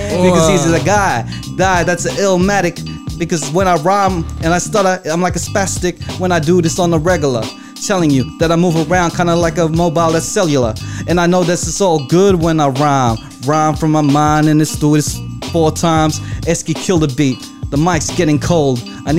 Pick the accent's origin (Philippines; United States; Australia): Philippines; because I'm Filipino with the very dark skin